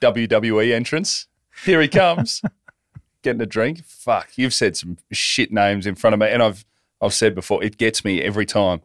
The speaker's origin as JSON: {"language": "English", "town": "Hoppers Crossing", "region": "Victoria", "country": "Australia", "tie": "born or raised there", "said": "my mates that I grew up with in Hoppers"}